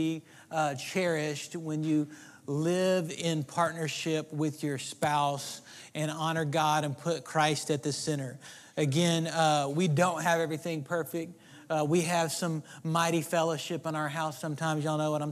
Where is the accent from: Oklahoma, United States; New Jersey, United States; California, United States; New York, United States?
Oklahoma, United States; moved away as an adult; now in Texas, United States; I grew up in Oklahoma, and I got to Texas as soon as I could.